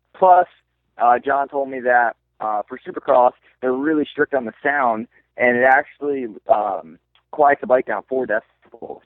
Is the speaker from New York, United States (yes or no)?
yes; New York, United States; I'm from New York